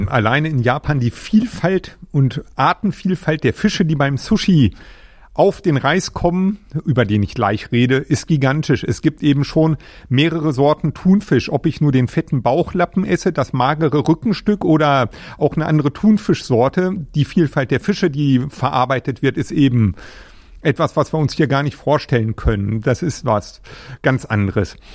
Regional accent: Germany; Also letztendlich als Deutscher habe ich nicht unbedingt das Gefühl zu sagen, ich bin jetzt stolz Deutscher zu sein. Ich bin nun mal Deutscher

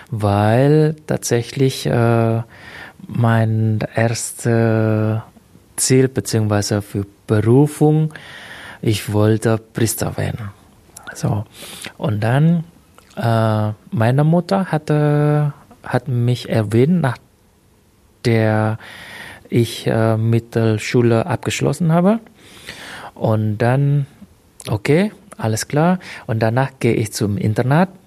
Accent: Indonesia; now in Germany; Ich muss ehrlich sagen, okay, trotzdem meine Heimat ist in Indonesien, weil ich Indonesier bin. Äh, hier ist quasi meine zweite Heimat

